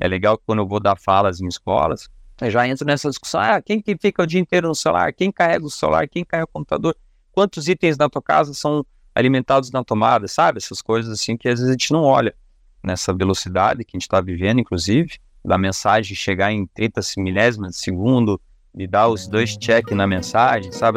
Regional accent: Curitiba, Paraná, Brazil; a gente é daqui de Curitiba

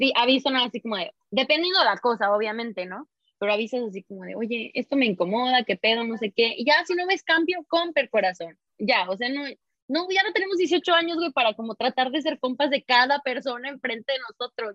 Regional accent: Mexico; moved away; de donde soy, ¿no? así de México

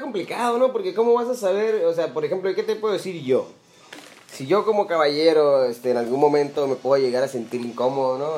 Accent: Mexicali, Baja California, Mexico; Yo la verdad que siempre he sido un citadino y siempre he estado encerrado en mis finas, en mis finas calles de Mexicali

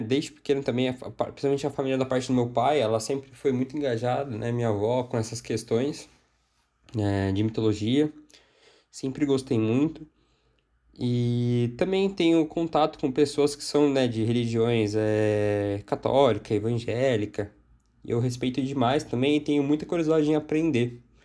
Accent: São Paulo, Brazil; eu sou aqui de São Paulo

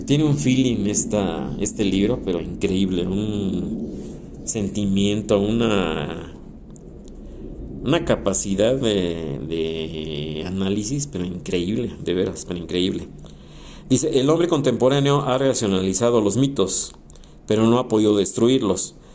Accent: Mexico; todos somos los mismos mexicanos

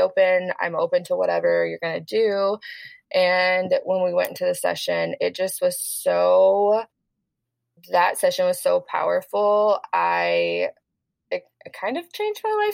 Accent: Texarkana, Texas, United States; moved away; I literally went to my hometown to hang out with my dad, and we live in a small town, Texarkana, Texas

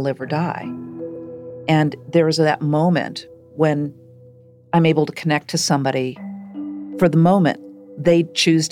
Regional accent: Shaker Heights, Ohio, United States; I grew up in Shaker Heights, Ohio.

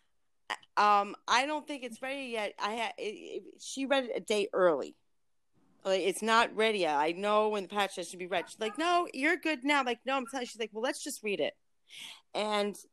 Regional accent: New York City, New York, United States; also born or lived in Ulster County, New York; originally from Brooklyn

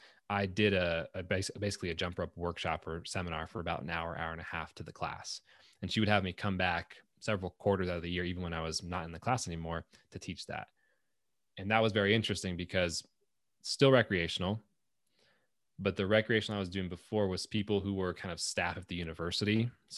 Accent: Antelope Valley, California, United States; At the time I was growing up in Antelope Valley, so SoCal.

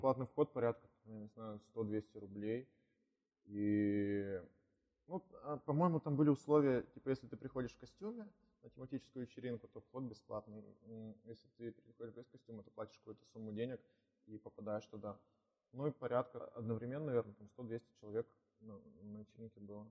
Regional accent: Kirovgrad, Sverdlovsk Oblast, Russia; also born or lived in Nevyansk; now in Yekaterinburg, Russia; Я родом сам из Кировграда, это Свердловская область

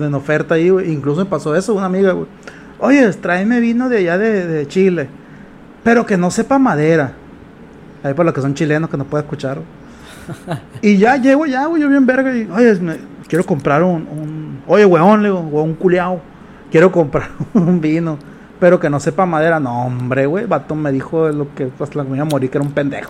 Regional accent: Culiacán, Sinaloa, Mexico; Culiacán tiene un problema, los culichis, güey. Tenemos un problema

